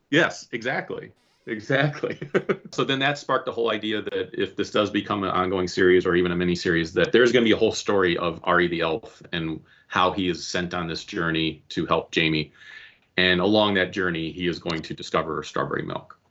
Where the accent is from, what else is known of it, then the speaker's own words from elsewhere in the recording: Cleveland, Ohio, United States; I am from the Cleveland area